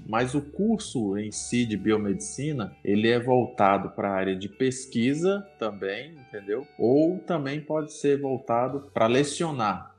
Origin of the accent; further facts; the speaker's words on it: Minas Gerais, Brazil; accent: mix of mineiro and baiano; moved away as an adult; now in Limeira, Brazil; eu sou de, sou de Minas Gerais, nascido em Minas Gerais, vivi lá 30 anos da minha vida